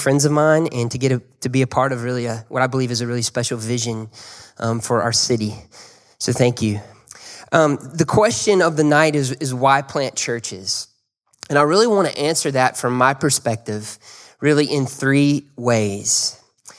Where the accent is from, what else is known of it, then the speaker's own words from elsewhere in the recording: Birmingham, Alabama, United States; I was from Birmingham. I grew up in Birmingham.